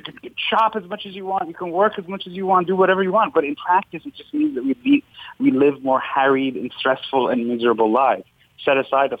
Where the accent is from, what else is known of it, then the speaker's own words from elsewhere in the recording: Iran; now in United States; when I came to the United States, I come from Iran, and I just thought all religion must mean kind of this theocratic oppression that I had left behind.